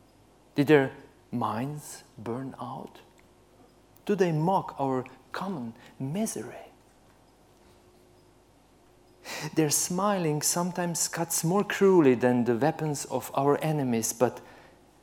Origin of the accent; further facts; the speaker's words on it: Slovenia; I'm from Central Europe